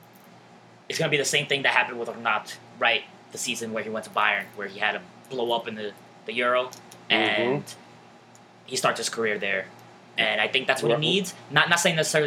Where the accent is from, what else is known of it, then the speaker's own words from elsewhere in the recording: Newark, New Jersey, United States; I grew up in Newark